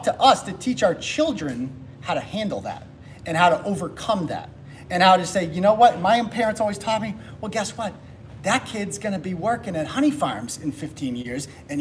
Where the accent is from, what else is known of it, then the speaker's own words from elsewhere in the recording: Worcester, Massachusetts, United States; I'm from Worcester.